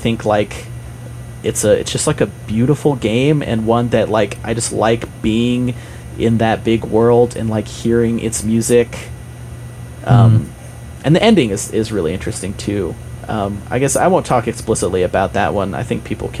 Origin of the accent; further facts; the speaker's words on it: Utah, United States; I grew up in Utah